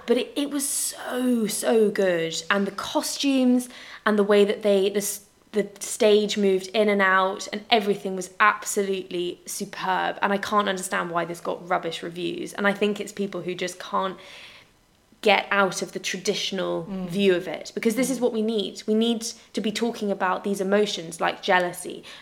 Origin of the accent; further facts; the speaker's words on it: United Kingdom; we're British